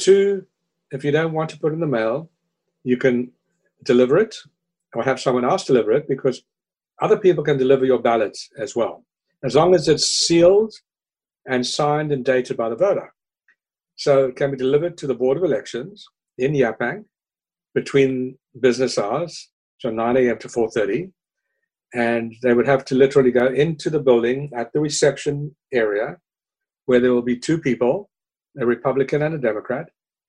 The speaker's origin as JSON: {"language": "English", "town": "Cape Town", "region": "Western Cape", "country": "South Africa", "lives_now": "New York, United States", "said": "When people ask me where I'm from, I generally say South Africa because I tend to identify with cities more than with countries. And I regard myself as a Cape Townian and a New Yorker."}